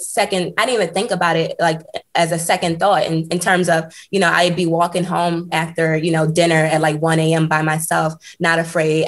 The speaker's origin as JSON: {"language": "English", "country": "United States", "also_born_or_lived": "Switzerland", "moved": "as an adult", "lives_now": "Portland, United States", "said": "I'm a part of the Black culture and I'm American"}